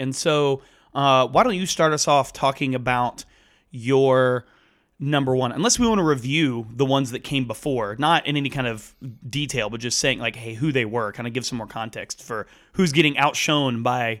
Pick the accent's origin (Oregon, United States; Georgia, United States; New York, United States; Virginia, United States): Georgia, United States; Grant and I grew up together in the Atlanta suburbs. We went to the same school, to the same church